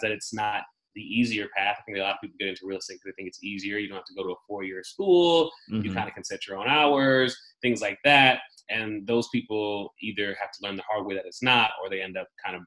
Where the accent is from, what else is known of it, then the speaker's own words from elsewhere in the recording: Midwest, United States; first language German; English is a second language; moved away as an adult; also born or lived in Nuremberg, Germany / Milwaukee, Wisconsin / St. Louis, Missouri / New York; I was raised in the Midwest by a mixture of my mother and grandparents. So Milwaukee, then St. Louis.